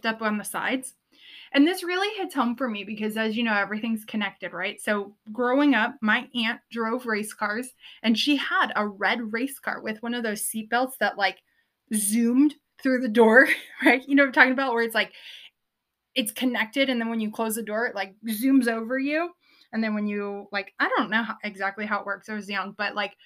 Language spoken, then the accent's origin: English; Southern California, United States; I grew up in Southern California